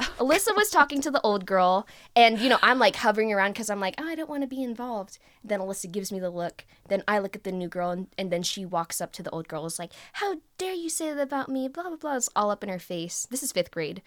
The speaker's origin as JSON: {"language": "English", "country": "United States", "said": "I'm Vietnamese American"}